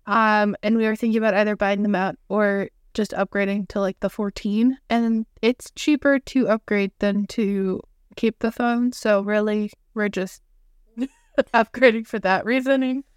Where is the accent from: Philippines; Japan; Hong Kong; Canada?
Canada; two sisters, specifically Canadian